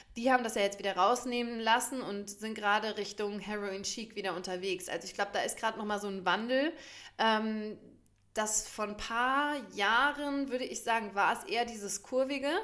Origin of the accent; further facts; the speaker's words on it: Germany; bei uns in Deutschland